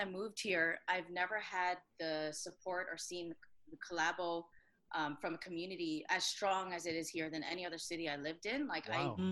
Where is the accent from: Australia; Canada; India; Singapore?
Canada; Vancouver, British Columbia; moved away as an adult; also born or lived in Toronto; now in Montreal, Canada; Vancouver, that doesn't count because I was not born there, but I was from there.